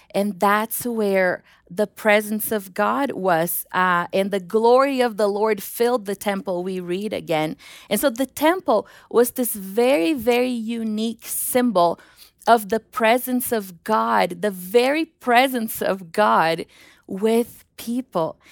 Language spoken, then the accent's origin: English; Brazil; moved away; the airport in Rio because my hometown is three hours away